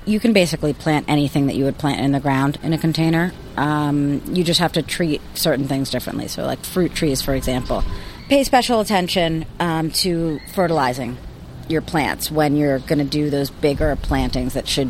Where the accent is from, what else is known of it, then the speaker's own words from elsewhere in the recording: Bronx, New York, United States; also born or lived in Queens; now in Boston, United States; I was born in Queens, raised in the South Bronx, Spanish Harlem, Lower East Side, and a little bit of Brooklyn, too. But growing up in the city, I had no idea what a garden was.